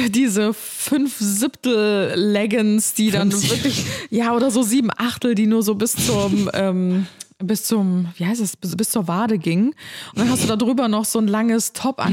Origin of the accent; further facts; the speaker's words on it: Cologne, North Rhine-Westphalia, Germany; also born or lived in Ulm; dass ich in Ulm geboren bin und mit einem Jahr nach Köln gezogen bin